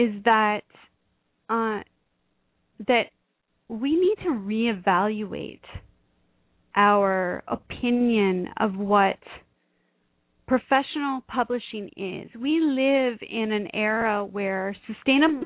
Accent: Canada; I am a Canadian

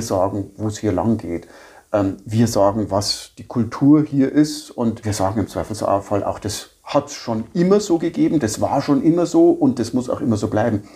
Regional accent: Bavaria, Germany

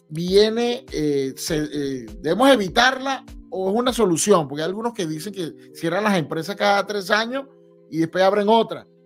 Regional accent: Puerto La Cruz, Anzoátegui, Venezuela; now in Utah, United States; yo nací en Puerto La Cruz.

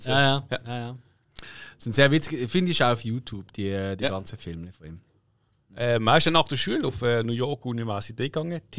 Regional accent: Switzerland; als Schweizer, äh, du weißt einfach, dass du überhaupt die Chance bekommst

